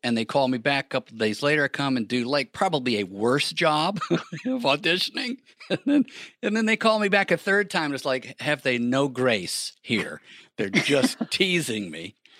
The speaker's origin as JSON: {"language": "English", "town": "Birmingham", "region": "Alabama", "country": "United States", "tie": "born or raised there", "also_born_or_lived": "New York", "moved": "as an adult", "said": "my hometown of Birmingham"}